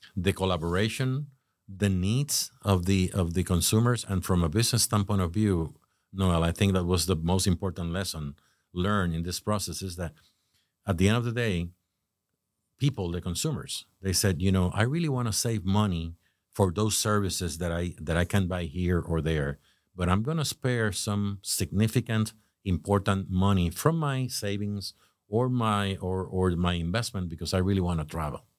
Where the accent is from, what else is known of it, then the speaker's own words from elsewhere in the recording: Puerto Rico; moved away as an adult; now in Jupiter, United States; I was born in Puerto Rico